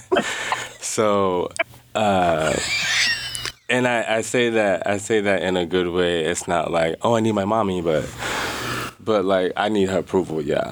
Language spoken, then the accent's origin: English; Jacksonville, Florida, United States; now in Juneau, United States; growing up in Jacksonville, Florida, it was very diverse.